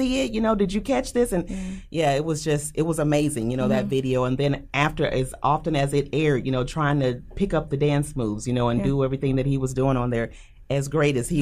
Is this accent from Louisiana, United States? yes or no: no; Omaha, Nebraska, United States; also born or lived in Houston; I'm also born and raised in Omaha